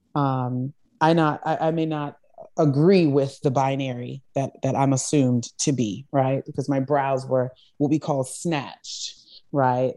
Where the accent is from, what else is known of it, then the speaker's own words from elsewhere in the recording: Charleston, South Carolina, United States; I grew up in the South. I grew up in Charleston, South Carolina. In fact, I actually grew up in a rural community, um, called Johns Island